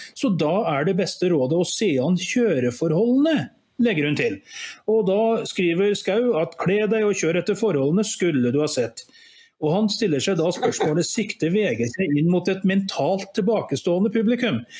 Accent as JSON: {"language": "Norwegian", "area": "Skaga, Nærøy", "region": "Trøndelag", "country": "Norway", "tie": "born or raised there", "also_born_or_lived": "Askim / Oslo / Gjøvik", "moved": "yes", "said": "jeg bodde, gikk på barne- og ungdomsskole da en, i en liten grend som heter Skaga, som i, lå i det som da var Nærøy kommune."}